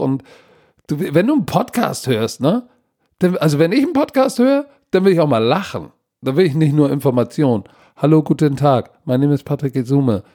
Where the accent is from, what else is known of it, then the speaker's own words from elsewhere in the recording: Germany; als Deutscher